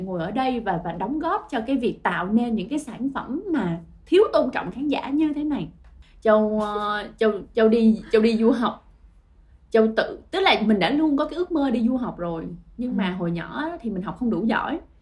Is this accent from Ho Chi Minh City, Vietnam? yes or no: yes; Ho Chi Minh City, Vietnam; mình là người Sài Gòn